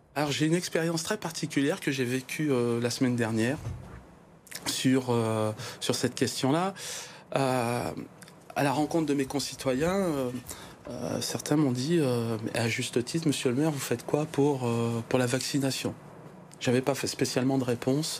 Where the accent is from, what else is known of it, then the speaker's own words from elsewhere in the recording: Givors, Auvergne-Rhône-Alpes, France; nous sommes des Givordins